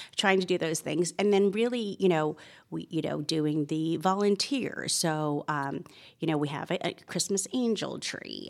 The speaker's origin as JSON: {"language": "English", "town": "Toronto", "region": "Ontario", "country": "Canada", "tie": "born or raised there", "moved": "as an adult", "lives_now": "Georgia, United States", "said": "I was born and raised in Toronto, Canada"}